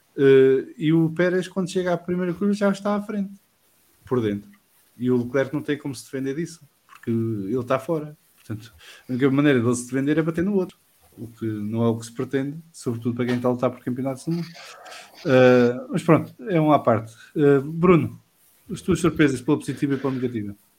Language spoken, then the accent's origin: Portuguese; Portugal; como português